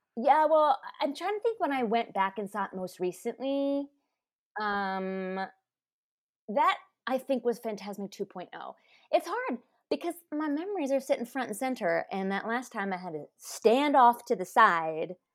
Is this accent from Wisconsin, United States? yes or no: no; Anaheim, California, United States; my parents grew up there, but I grew up in Anaheim Hills